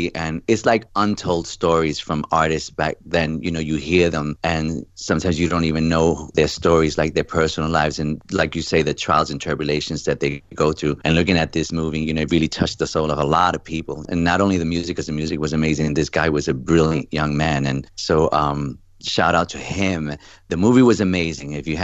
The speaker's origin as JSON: {"language": "English", "town": "New York City", "region": "New York", "country": "United States", "tie": "born or raised there", "said": "a little boy from the Bronx"}